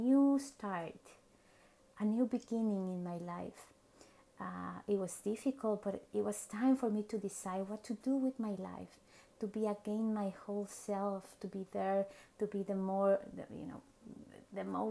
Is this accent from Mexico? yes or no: yes; Mexico City, Mexico; English is a second language; moved away as an adult; now in Vancouver, Canada; I was born and raised in Mexico City, and then I moved to Vancouver, Canada